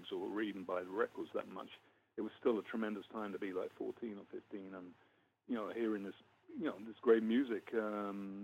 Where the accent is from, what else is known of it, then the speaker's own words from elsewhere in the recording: London, United Kingdom; moved away as an adult; also born or lived in Letchworth, Hertfordshire / Kentish Town, London; now in United States; I grew up in North London, Crouch End, Muscle Hill.